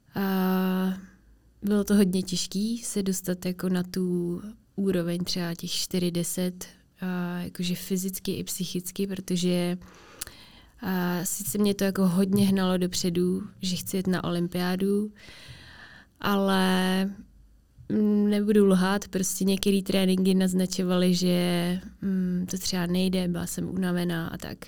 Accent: Czechia; also born or lived in Finland; v těch třech letech jsme se přestěhovali do Česka

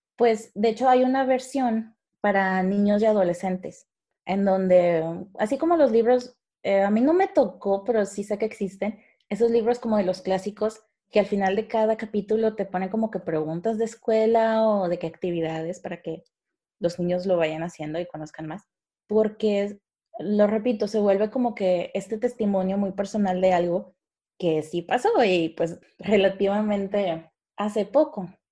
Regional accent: Mexico; así somos los mexicanos

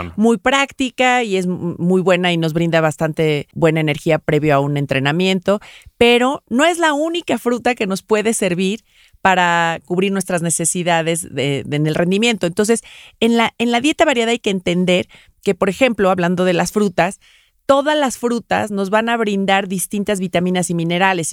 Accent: Mexico; yo soy mexicana

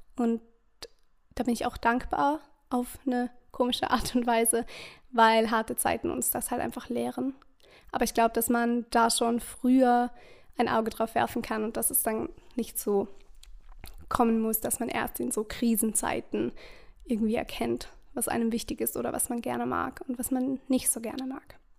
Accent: Vorarlberg, Austria; Ich komme aus Österreich, aus Vorarlberg

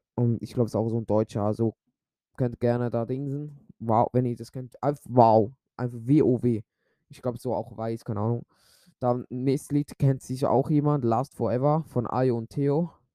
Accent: Switzerland; ich bin ja Schweizer.

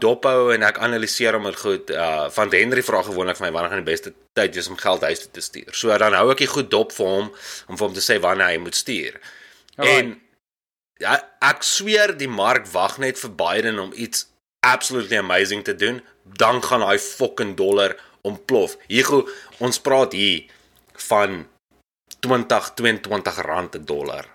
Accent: Dewetsdorp, Free State, South Africa; now in Canada; van die Wetstorp af.

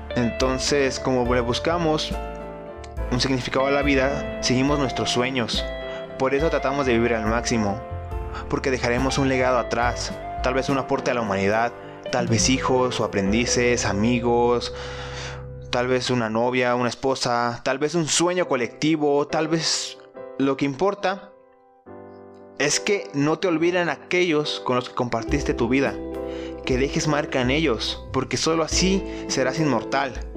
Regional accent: Nayarit, Mexico; now in Jalisco, Mexico; yo soy de Nayarit y pues he estado en varios lugares de Nayarit, pero vivo en Jalisco

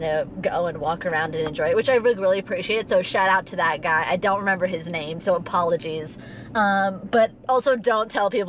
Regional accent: New York, United States; we're from New York

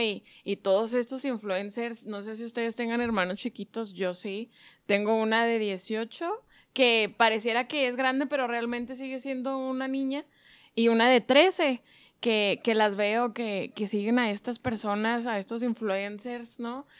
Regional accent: Mexico; soy mexicana

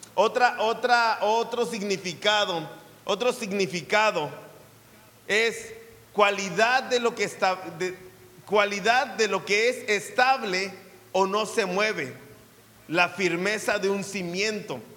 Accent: Mexico; como buen mexicano

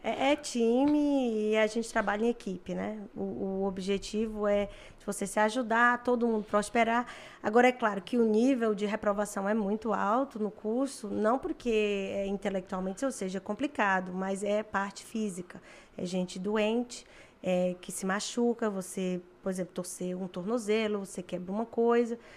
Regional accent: Fortaleza, Ceará, Brazil; moved away as an adult; also born or lived in Collingwood, Canada; now in Canada; eu venho de Fortaleza, lazer lá, dançar forrozinho todo fim de semana e tomar banho de praia no domingo

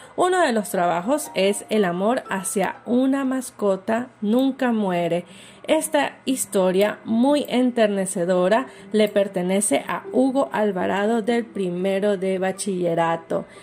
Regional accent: Ecuador; somos como ecuatorianos y ecuatorianas

